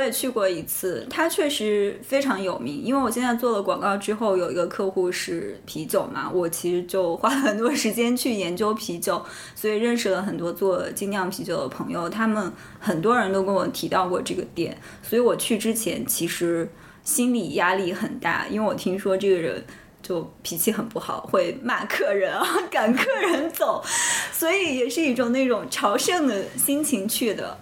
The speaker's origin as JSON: {"language": "Chinese", "region": "Shandong", "country": "China", "moved": "yes", "lives_now": "Shanghai, China", "said": "我作为一个北方人，山东人"}